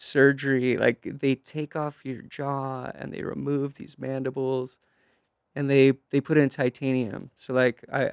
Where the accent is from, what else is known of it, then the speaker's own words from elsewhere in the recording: Alaska, United States; moved away; also born or lived in Portland; I grew up in Alaska. Parents were dog sled mushers